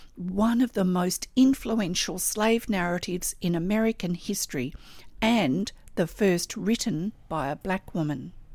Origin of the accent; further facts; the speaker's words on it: Australia; I'm an Australian textile artist